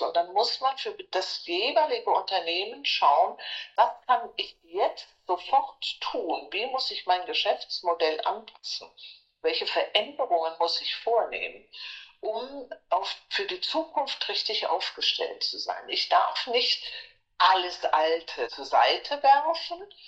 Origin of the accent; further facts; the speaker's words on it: Frankfurt, Hesse, Germany; moved away; also born or lived in United States; Ich komme aus Frankfurt